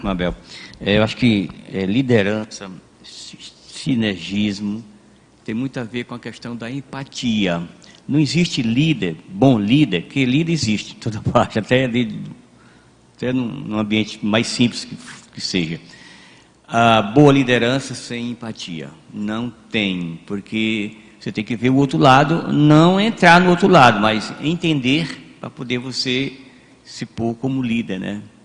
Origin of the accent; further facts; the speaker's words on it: Brazil; nós aqui brasileiros